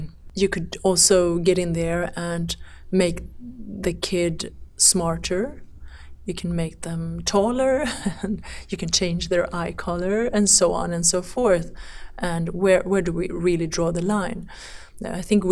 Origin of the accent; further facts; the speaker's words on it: Iran; now in Sweden; my home country, Iran